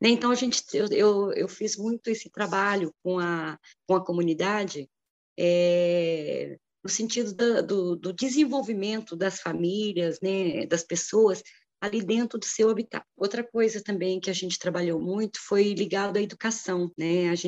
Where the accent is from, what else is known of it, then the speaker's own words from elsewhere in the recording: Gonçalves, Minas Gerais, Brazil; moved away; also born or lived in São José dos Campos / Taubaté / Paraisópolis; acabei voltando para minha cidade natal